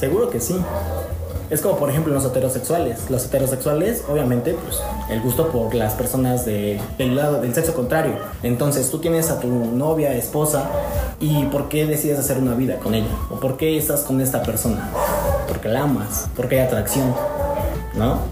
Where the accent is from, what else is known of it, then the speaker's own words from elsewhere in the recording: San Pedro Cholula, Puebla, Mexico; soy originario de San Pedro Cholula, tengo 26 años